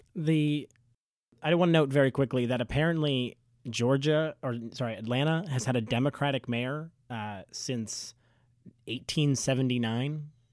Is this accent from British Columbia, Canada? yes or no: no; Toronto, Ontario, Canada; I grew up in Scarborough